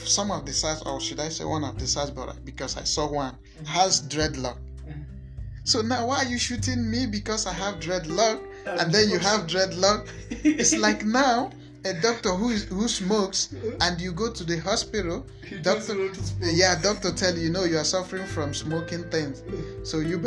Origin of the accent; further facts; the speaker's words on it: Nigeria; I'm a Nigerian.